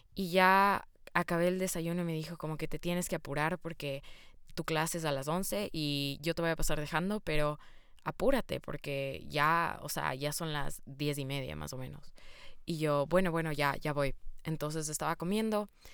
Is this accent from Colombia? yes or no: no; Quito, Pichincha, Ecuador; first language Spanish; moved away; yo nací en Ecuador, Quito, Ecuador, para ser exactos, y yo crecí, obviamente, como mi lengua materna siendo el español.